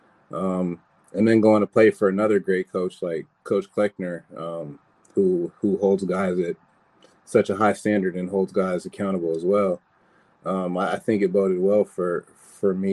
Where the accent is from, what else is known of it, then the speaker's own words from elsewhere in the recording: San Bernardino, California, United States; I'm from the Inland Empire, grew up in the San Bernardino area